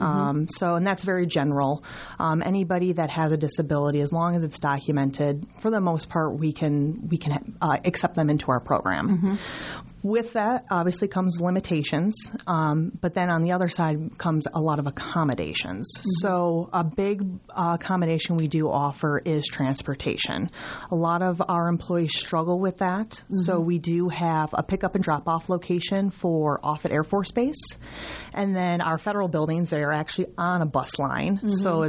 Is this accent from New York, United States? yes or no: yes; New York, United States; moved away as an adult; I am actually originally from New York